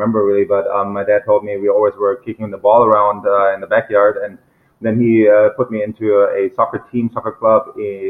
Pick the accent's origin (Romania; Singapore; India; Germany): Germany; moved away; also born or lived in Mainz; I'm from Germany.